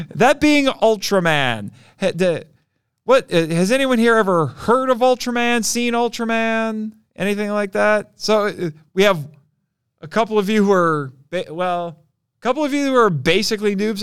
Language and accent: English; Indiana, United States; I'm from Indiana